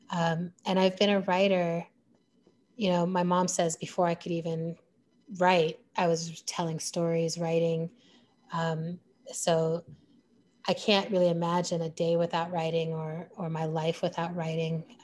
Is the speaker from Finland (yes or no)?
no; Germany; now in United States; And growing up in Germany, you're living in the legacy of a country hitting its rock bottom.